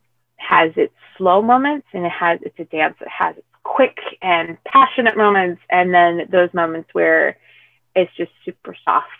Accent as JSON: {"language": "English", "country": "United States", "said": "I am third generation American. So I am American of Hispanic descent, but I'm also half white"}